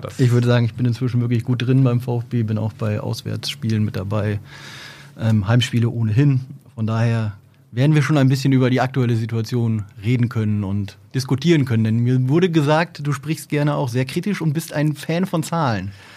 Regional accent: Oldenburg, Lower Saxony, Germany; grundsätzlich bin ich Oldenburger

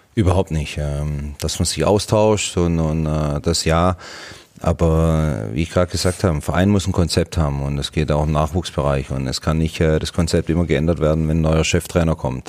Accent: Swabia, Germany; Was bin ich Schwabe

